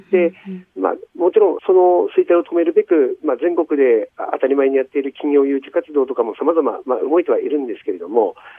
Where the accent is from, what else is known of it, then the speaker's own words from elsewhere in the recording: Kamaishi, Iwate, Japan; 釜石に住んでるもんでね、やっぱり釜石をなんとかしていかなければですね、うん、やはり自分のふるさとですから